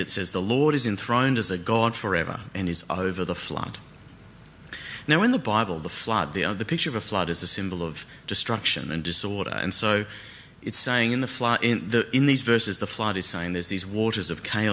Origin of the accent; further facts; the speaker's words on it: Brisbane, Queensland, Australia; moved away as an adult; now in Melbourne, Australia; one thing I do miss, though, about growing up in Brisbane is the tropical thunderstorms